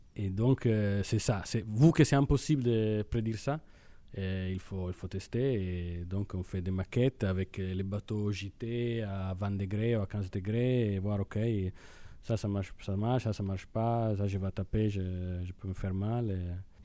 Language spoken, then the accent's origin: French; Italy; accent: Italian; French is a second language; moved away as an adult; now in Brittany, France; je suis italien peut-être l'accent c'est c'est assez évident